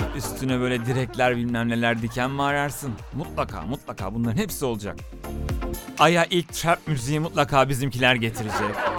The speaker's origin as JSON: {"language": "Turkish", "country": "Turkey", "said": "biz Türkler olarak"}